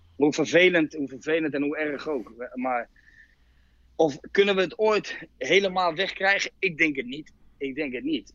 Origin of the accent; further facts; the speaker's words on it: Utrecht, Netherlands; ik kom uit Utrecht